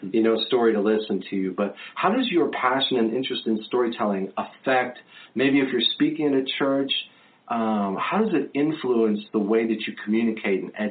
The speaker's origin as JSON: {"language": "English", "town": "Las Vegas", "region": "Nevada", "country": "United States", "tie": "born or raised there", "also_born_or_lived": "Johnson City, Tennessee", "said": "I was actually born and raised in Las Vegas"}